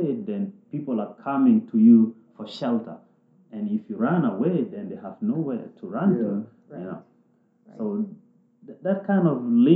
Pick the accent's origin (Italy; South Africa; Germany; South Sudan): South Sudan; moved away; I came from South Sudan, and by then there was war all over.